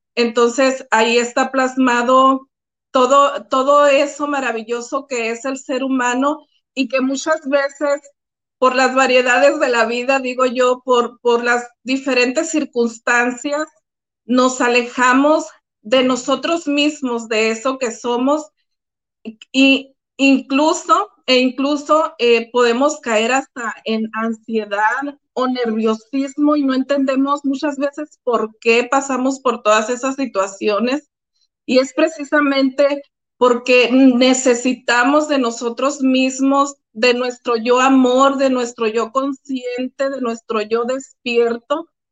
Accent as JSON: {"language": "Spanish", "town": "Álamos", "region": "Sonora", "country": "Mexico", "tie": "born or raised there", "said": "Yo soy originaria de Álamo, Sonora, México, mi pueblo querido, maravilloso."}